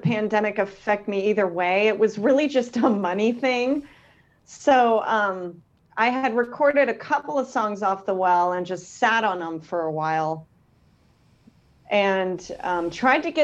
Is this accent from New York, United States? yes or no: no; Concord, California, United States; now in Sacramento, United States; I grew up in Concord